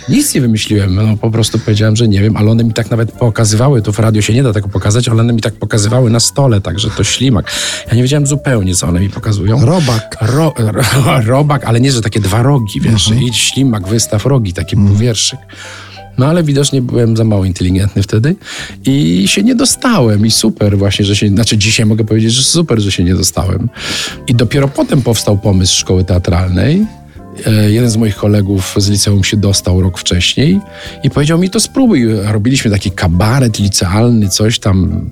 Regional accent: Brzeg Dolny, Lower Silesian Voivodeship, Poland; w brzegu dolnym, małym miasteczku pod Wrocławiem

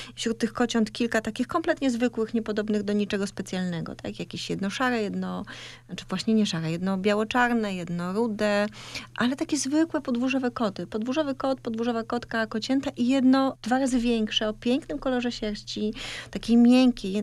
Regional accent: Kartuzy, Pomeranian Voivodeship, Poland; moved away; kartuzy, miejsce, w którym się wychowałam

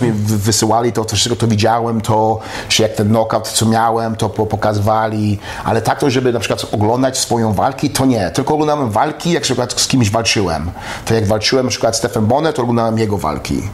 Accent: Poland; also born or lived in Montreal, Canada; now in United States; jestem Polakiem i jestem, jestem Kanadyjczykiem

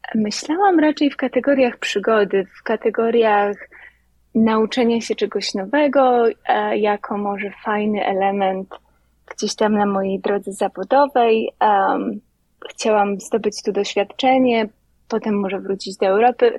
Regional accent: Lubawa, Warmian-Masurian Voivodeship, Poland; moved away as an adult; now in New York, United States; Pochodzę z Lubawy, z małego miasteczka na pograniczu Mazur i Pomorza

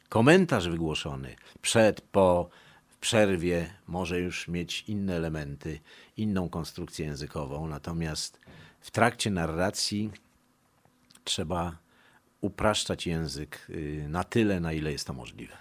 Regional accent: Warsaw, Masovian Voivodeship, Poland; born or raised there; first language Polish; also born or lived in Montenegro

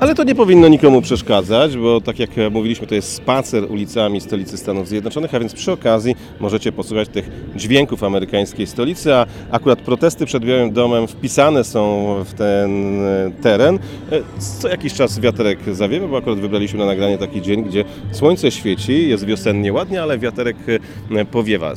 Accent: Szczecin, West Pomeranian Voivodeship, Poland; moved away as an adult; now in Washington, United States; pochodzimy ze Szczecina

